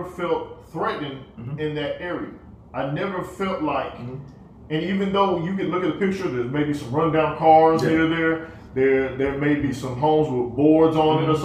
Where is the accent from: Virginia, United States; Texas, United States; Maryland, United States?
Texas, United States; Killeen; we're from Killeen